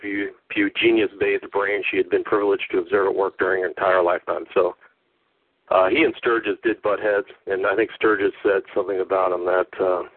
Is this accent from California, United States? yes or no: yes; Northern California, United States; now in Los Angeles, United States; I grew up in Northern California. I live in Los Angeles now